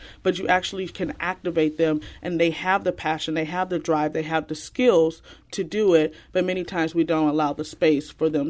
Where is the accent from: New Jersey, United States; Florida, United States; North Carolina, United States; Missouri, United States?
Missouri, United States; St. Louis; So I am a St. Louis native. I've been here my entire life. I grew up in the Kinlock and Normandy neighborhood and a small stint in Riverview.